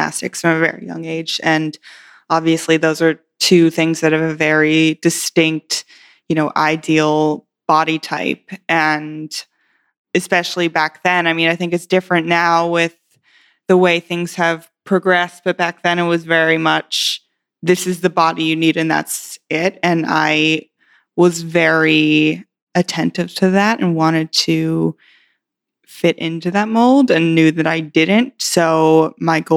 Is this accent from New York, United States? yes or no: no; Western Pennsylvania, United States; born or raised there; also born or lived in Indiana